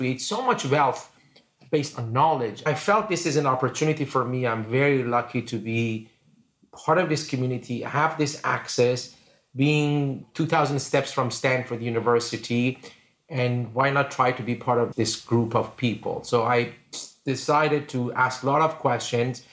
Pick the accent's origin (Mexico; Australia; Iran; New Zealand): Iran; moved away as an adult; now in San Jose, United States; I grew up in Iran